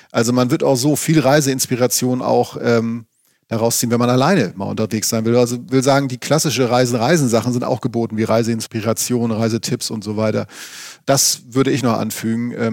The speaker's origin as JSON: {"language": "German", "region": "Schleswig-Holstein", "country": "Germany", "said": "Ich stamme ja aus, aus Schleswig-Holstein"}